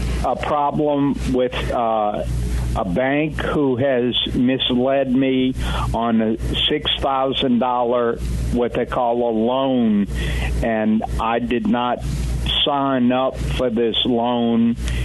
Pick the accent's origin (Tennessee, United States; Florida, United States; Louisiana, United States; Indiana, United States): Louisiana, United States; New Orleans; moved away as an adult; now in Mississippi, United States; I am actually from New Orleans, and I had my own business for 35 years